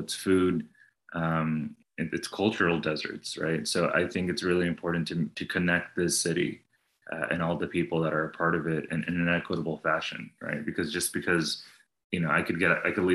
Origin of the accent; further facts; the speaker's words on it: New Jersey, United States; also born or lived in New York; now in Austin, United States; I was born in New Jersey.